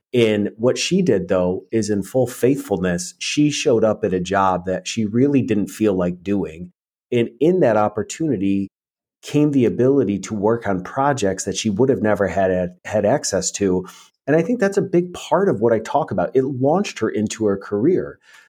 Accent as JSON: {"language": "English", "region": "New York", "country": "United States", "tie": "born or raised there", "lives_now": "Tennessee, United States", "said": "I think I appreciate where I came from, but I also realize that, you know, a lot of where we grew up"}